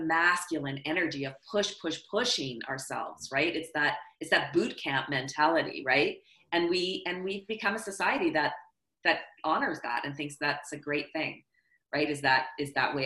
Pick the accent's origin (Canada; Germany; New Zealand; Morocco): Canada; I'm Canadian